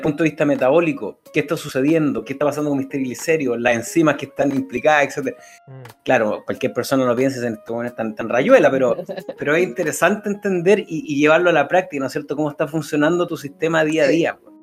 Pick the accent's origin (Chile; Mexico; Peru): Chile; Concepción, Biobío; cuando chico, con mi abuela en Concepción íbamos a la Vega Monumental, que donde vivíamos nos eran cuatro o cinco cuadras